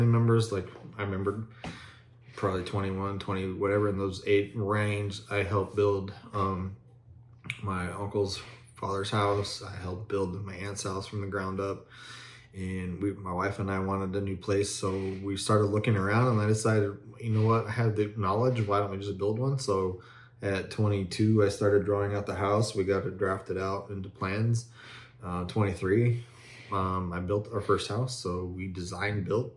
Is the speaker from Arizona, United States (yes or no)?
yes; Tonopah, Arizona, United States; I'm an Arizona native. I grew up in Tonopah.